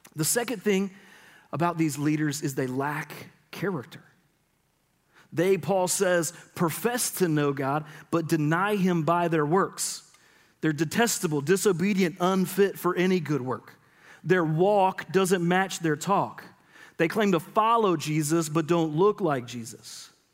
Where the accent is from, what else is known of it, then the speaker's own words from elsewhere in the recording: Middle Georgia, United States; I grew up in Middle Georgia